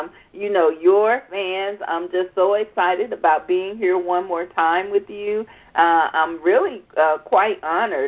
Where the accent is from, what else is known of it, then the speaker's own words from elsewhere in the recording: the South, United States; I'm from the South. I'm from the South